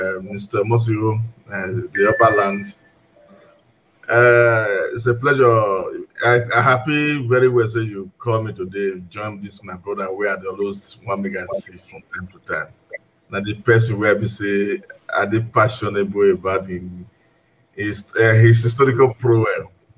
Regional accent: Udo, Edo, Nigeria; now in Milan, Italy; I'm from Udo, from Ovia Southwest local government. At the moment, now the state for Milan, for Italy.

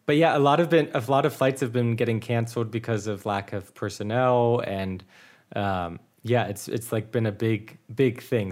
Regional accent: United States; first language English; now in Munich, Germany

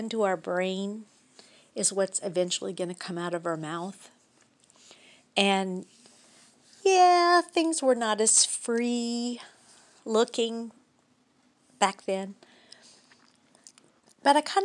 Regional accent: Baton Rouge, Louisiana, United States; we're from Baton Rouge, Louisiana

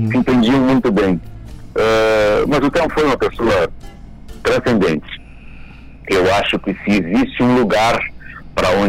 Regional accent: Formigueiro, Rio Grande do Sul, Brazil; lá na minha cidade, lá em Formigueiro, nos anos 80, em 82

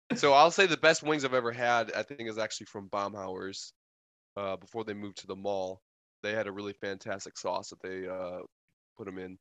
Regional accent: Wisconsin, United States; since I'm from the north, since I'm from Wisconsin

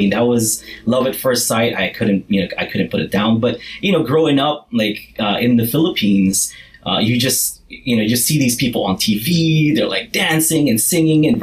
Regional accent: Kauai, Hawaii, United States; it was big for someone like me because I'm from Kauai like, which is a smaller island in the Hawaiian island chain it's like the most country bumpkin island you know

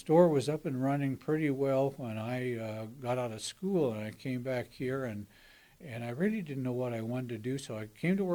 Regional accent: Potlatch, Idaho, United States; also born or lived in Colfax; I grew up in Potlatch, Idaho

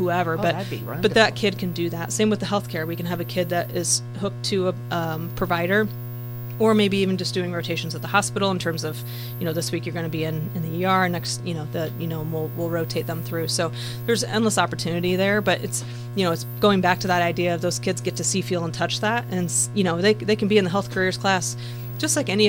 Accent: Marshall County, Indiana, United States; growing up in Marshall County, you know, born and bred here

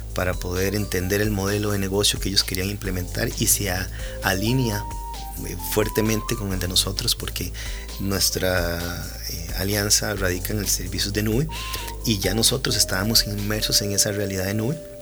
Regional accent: Costa Rica; somos costarricenses

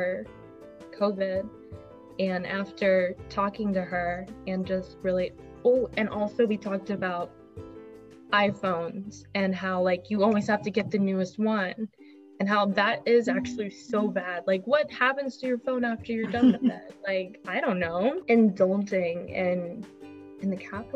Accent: United States; being an American

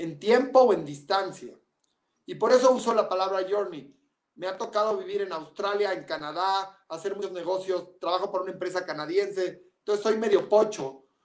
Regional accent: Mexico; Por México, en mi país

